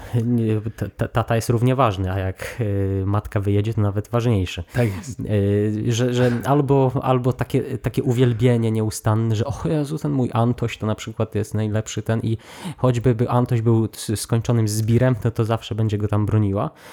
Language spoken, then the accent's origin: Polish; Poland; moved away; w tym swoim mieście powiatowym tam się wychowałem